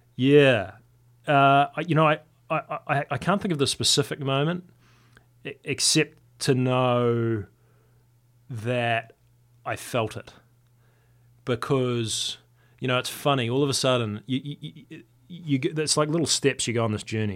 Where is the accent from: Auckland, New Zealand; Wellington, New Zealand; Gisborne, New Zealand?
Wellington, New Zealand; to qualify in my hometown